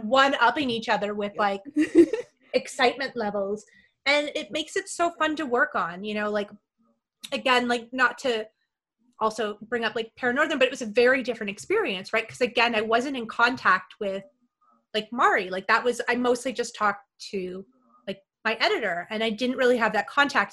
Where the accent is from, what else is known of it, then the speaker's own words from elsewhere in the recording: Canada; now in United States; I'm Canadian.